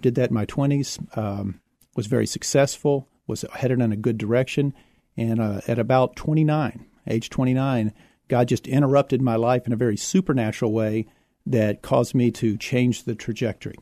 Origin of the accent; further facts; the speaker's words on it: Houston, Texas, United States; also born or lived in San Marcos, Texas; now in San Antonio, United States; I was born in Houston.